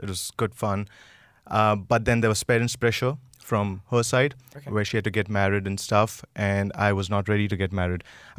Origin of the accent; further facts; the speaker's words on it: India; I'm an Indian